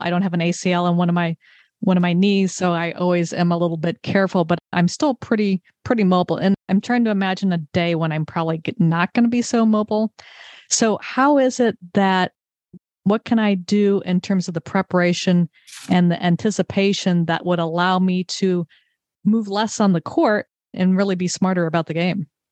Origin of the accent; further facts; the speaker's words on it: Redondo Beach, California, United States; I grew up in Southern California. In fact, when we were talking at Oxford, we both discovered we were both born in Redondo Beach